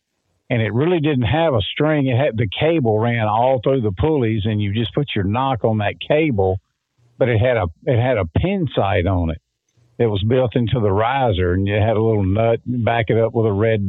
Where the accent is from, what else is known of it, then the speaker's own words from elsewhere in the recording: Florida, United States; I grew up hunting in the Homosassa National Forest, and I ran the archery division of a big sporting goods store down there.